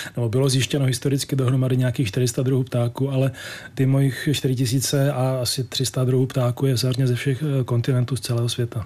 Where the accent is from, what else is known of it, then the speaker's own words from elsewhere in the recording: Czechia; jako první Čech v historii